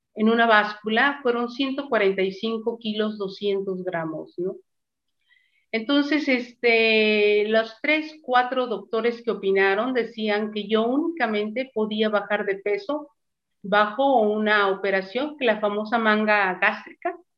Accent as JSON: {"language": "Spanish", "country": "Mexico", "also_born_or_lived": "Mazatlán", "said": "Estoy en Mazatlán, en mi país, México"}